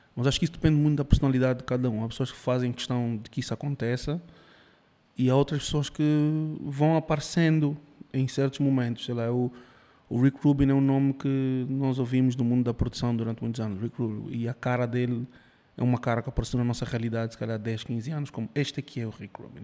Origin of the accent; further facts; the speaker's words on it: Cuba; moved away; eu nasci em Cuba, minha mãe é cubana, meu pai é angolano